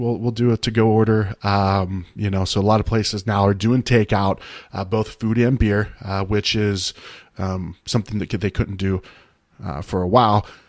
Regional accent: Ohio, United States; moved away; the town I grew up in Ohio

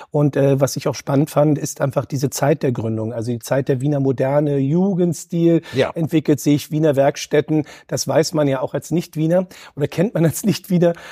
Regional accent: Berlin, Germany; Und, äh, und als Berliner, ja, Berlin ist auch eine tolle Stadt

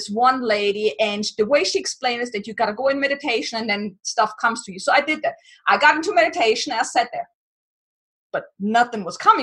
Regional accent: Germany; I'm from Germany

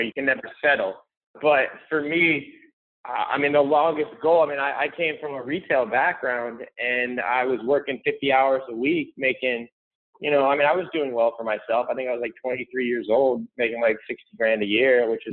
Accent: St. Petersburg, Florida, United States; I live and grown up here in St. Petersburg, Florida

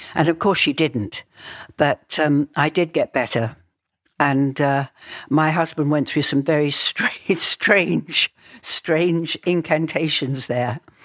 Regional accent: London, United Kingdom; I was born in Southfields, 'cause it was a little bit outside the centre of London.

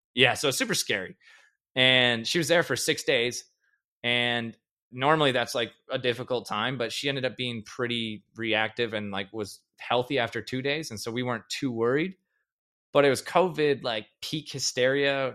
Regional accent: Perham, Minnesota, United States; now in Fargo, United States; I grew up in a town called Perm, Minnesota. It's an hour from Fargo

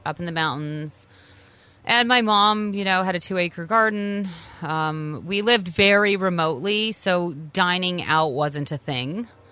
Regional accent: Canada; moved away as an adult; also born or lived in New York City, United States; a native Canadian, lived in New York City for twenty years.

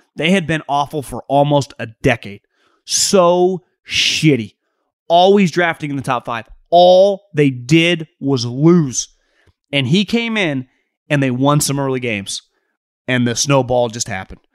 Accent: California, United States; I grew up in California watching the Pac ten

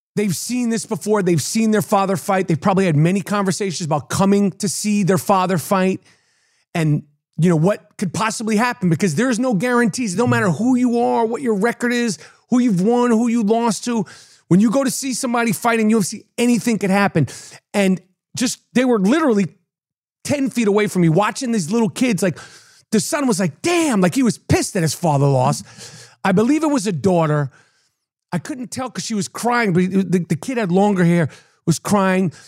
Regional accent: New York, United States; I'm a New Yorker

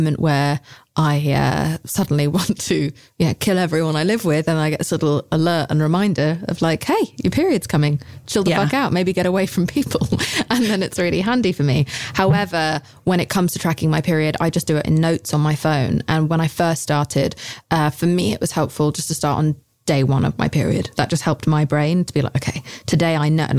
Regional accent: United Kingdom; I'm British

